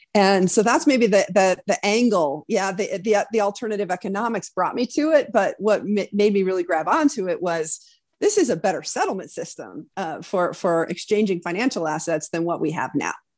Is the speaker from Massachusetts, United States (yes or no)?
no; Wyoming, United States; moved away as an adult; also born or lived in East Coast; born and raised in Wyoming